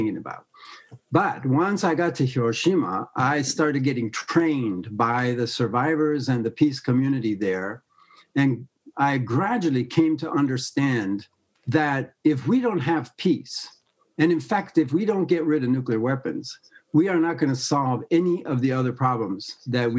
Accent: United States; I'm an American

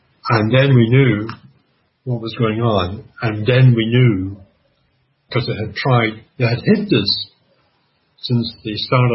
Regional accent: Canada; I'm Canadian

